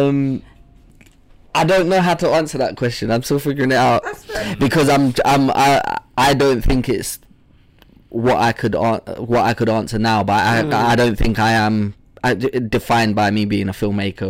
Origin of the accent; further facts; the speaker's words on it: London, United Kingdom; also born or lived in Zambia; I had like a real African upbringing, I guess, in London